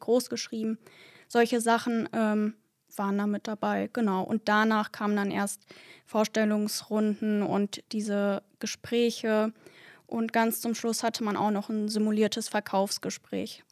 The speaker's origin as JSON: {"language": "German", "town": "Duisburg", "region": "North Rhine-Westphalia", "country": "Germany", "tie": "born or raised there", "said": "ich wohne hier in Duisburg schon mein ganzes Leben, würde auch sagen, dass ich so Ur-Duisburgerin bin"}